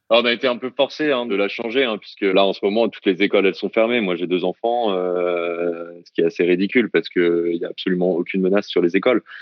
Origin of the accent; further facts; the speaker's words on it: France; moved away as an adult; now in Hong Kong; pour moi en tant que Français